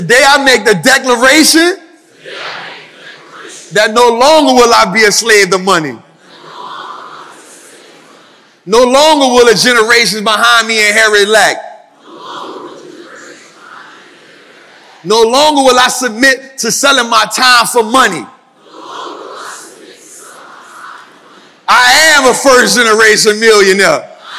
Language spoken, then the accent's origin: English; New Orleans, Louisiana, United States; I'm from New Orleans, so I'm good with heat